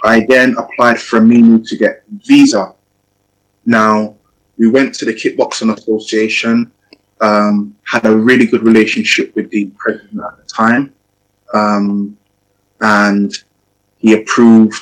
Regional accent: England, United Kingdom; also born or lived in Ghana; I'm a coach trainer from England

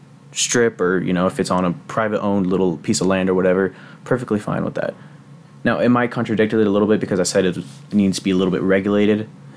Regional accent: Texas, United States; I'm proud to be from Texas.

